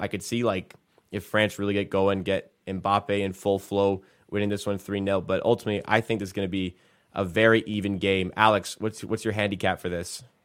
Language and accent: English; England, United Kingdom; I am British, or I am English